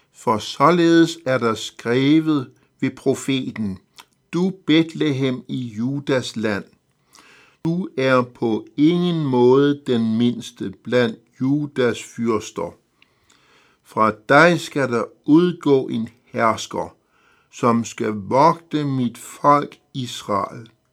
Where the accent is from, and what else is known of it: Denmark